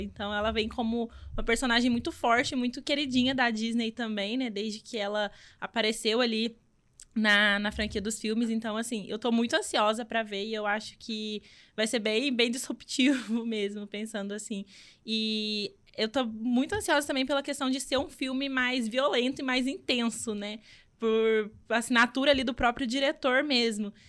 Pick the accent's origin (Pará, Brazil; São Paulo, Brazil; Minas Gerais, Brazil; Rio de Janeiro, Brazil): Minas Gerais, Brazil; moved away; sou de Minas Gerais, vim importada